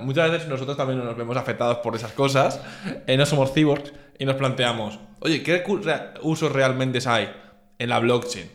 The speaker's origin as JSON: {"language": "Spanish", "country": "Spain", "said": "siendo de español"}